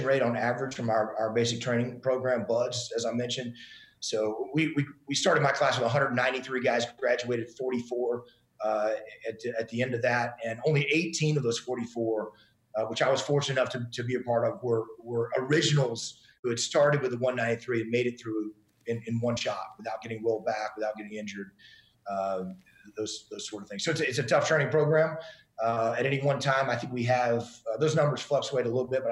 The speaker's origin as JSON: {"language": "English", "region": "East Texas", "country": "United States", "tie": "born or raised there", "moved": "as an adult", "said": "I grew up in East Texas"}